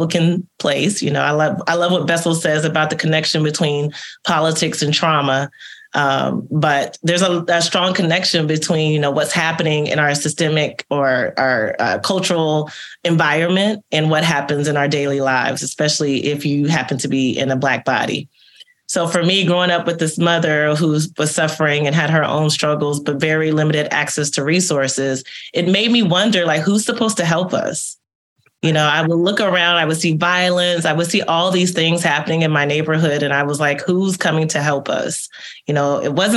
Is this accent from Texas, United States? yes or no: yes; Texas, United States; accent: American; moved away as an adult; also born or lived in Italy; I was born and raised in Texas.